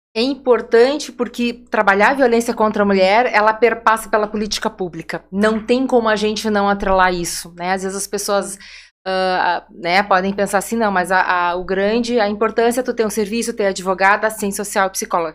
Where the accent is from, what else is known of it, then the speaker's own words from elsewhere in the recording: Porto Alegre, Rio Grande do Sul, Brazil; moved away as an adult; now in Vale do Taquari, Brazil; Nasci, me criei em Porto Alegre